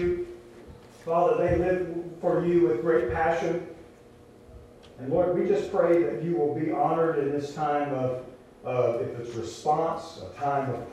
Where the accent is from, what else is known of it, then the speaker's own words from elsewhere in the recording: Louisiana, United States; I grew up in Louisiana